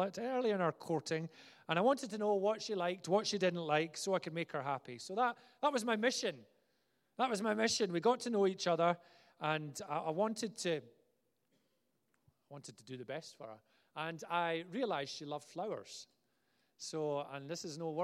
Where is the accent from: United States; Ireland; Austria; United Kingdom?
United Kingdom; Glasgow, Scotland; I was from Glasgow